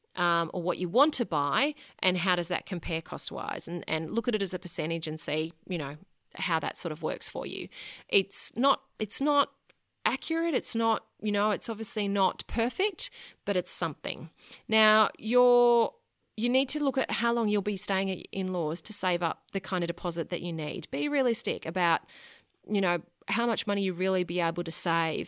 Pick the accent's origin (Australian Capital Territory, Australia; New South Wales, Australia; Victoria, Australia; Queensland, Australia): New South Wales, Australia; Sydney; moved away as an adult; now in Brisbane, Australia; I was born and bred in Sydney, lived there until my late 20s